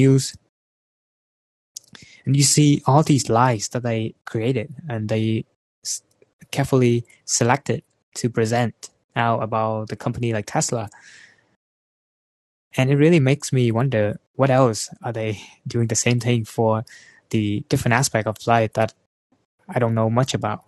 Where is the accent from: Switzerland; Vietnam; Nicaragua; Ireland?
Vietnam; moved away; I'm from Vietnam